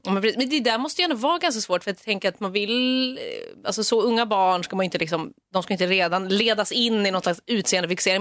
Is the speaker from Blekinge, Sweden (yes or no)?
no; Stockholm, Stockholm County, Sweden; jag är ju uppvuxen i Stockholms innerstad